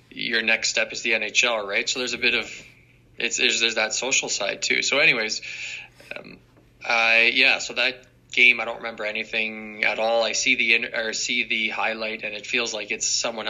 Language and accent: English; near Brampton, Ontario, Canada; my hometown wasn't far from Brampton